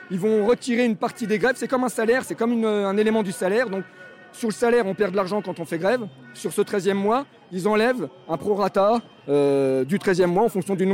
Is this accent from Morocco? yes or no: no; France; Moi, quand je vois ça et que je suis français, je me dis putain, mais quelle honte, quoi.